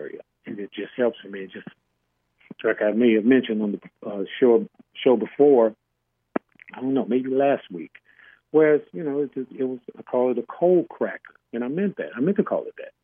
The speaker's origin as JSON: {"language": "English", "town": "Chicago", "region": "Illinois", "country": "United States", "tie": "born or raised there", "said": "I grew up in Chicago, on the West Side"}